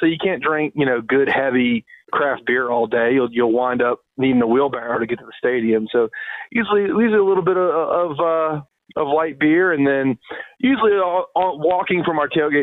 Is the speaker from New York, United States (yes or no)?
no; Louisiana, United States; my hometown is known as the andouille capital of the world